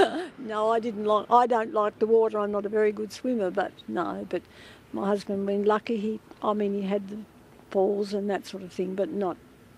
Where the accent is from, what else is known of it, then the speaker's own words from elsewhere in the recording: New South Wales, Australia; moved away as an adult; also born or lived in Launceston, Tasmania; now in King Island, Australia; growing up in New South Wales, I wasn't real keen on leaving up there and coming down here, but I found out it's quite a nice place.